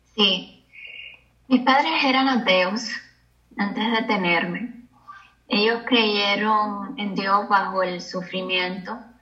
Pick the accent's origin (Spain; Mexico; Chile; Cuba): Cuba; yo nací en Cuba